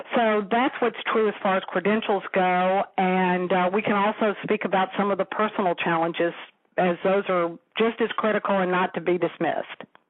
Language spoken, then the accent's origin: English; the South, United States; accent: southern; my southern accent